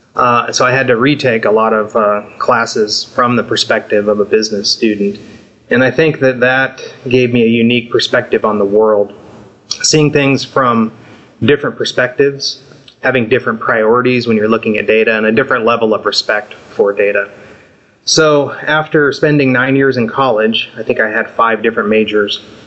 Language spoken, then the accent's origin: English; Southern California, United States; I grew up surfing in Southern California